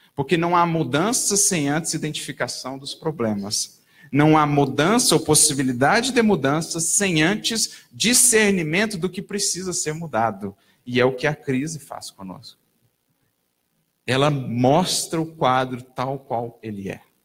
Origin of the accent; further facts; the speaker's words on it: Brazil; todos nós, enquanto brasileiros, enquanto nação